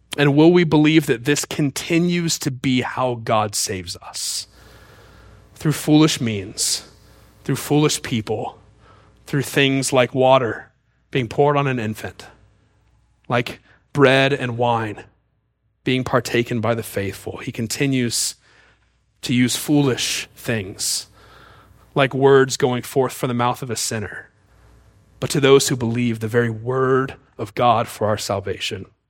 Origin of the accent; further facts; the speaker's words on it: Mississippi, United States; I was born in Mississippi